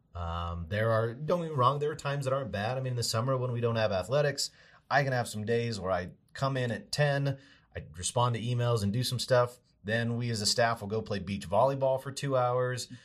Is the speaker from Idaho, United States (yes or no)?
yes; Boise, Idaho, United States; moved away as an adult; also born or lived in Montana; I'm from Boise originally